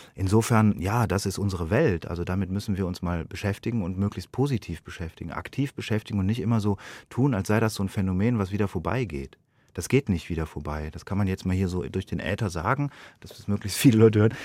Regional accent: Munich, Bavaria, Germany; als Bürger dieses Landes, als Europäer, als Deutscher, als Münchner

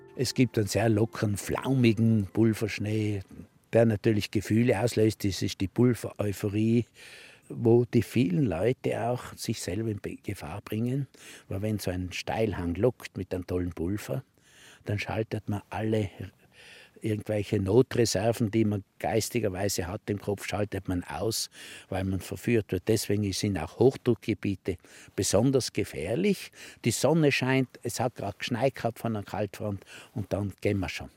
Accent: St. Anton am Arlberg, Tyrol, Austria; in meinem Heimatort in St. Anton

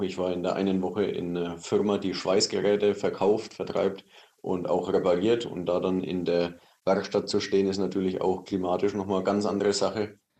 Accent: Germany; als Deutscher

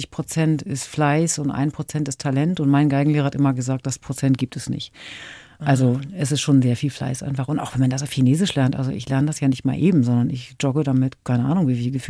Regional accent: Northern Germany, Germany; sagt man bei uns im Norden so.

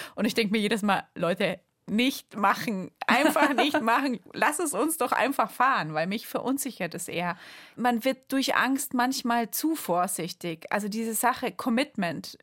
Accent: Bamberg, Bavaria, Germany; aus Bamberg kommt, aus meiner Heimat.

